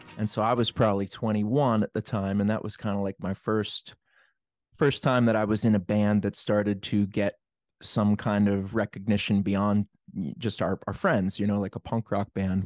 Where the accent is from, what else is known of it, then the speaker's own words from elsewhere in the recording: Plum, Pennsylvania, United States; I grew up in Plum